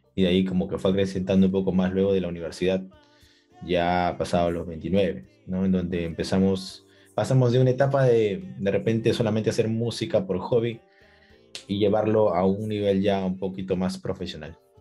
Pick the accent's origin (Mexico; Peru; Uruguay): Peru; Lima; saludos desde Lima, Perú. Soy cantautor peruano